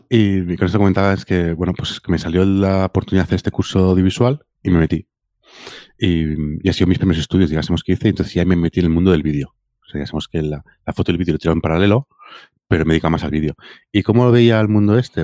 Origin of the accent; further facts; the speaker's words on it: Mataró, Catalonia, Spain; yo me considero que soy de Rocafonda. Mm. ¿vale? que es un barrio de Mataró